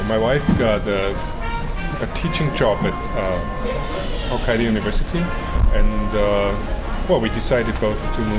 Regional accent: Graz, Styria, Austria; first language German; English is a second language; moved away as an adult; also born or lived in Sapporo, Japan; now in Matsumoto, Japan; I am from a city called Graz. Graz is in the very south of Austria and about the size of Matsumoto.

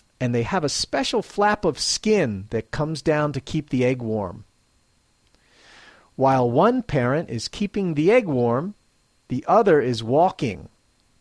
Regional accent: Philadelphia, Pennsylvania, United States; now in Matsumoto, Japan; I'm originally from Philadelphia, Pennsylvania, USA

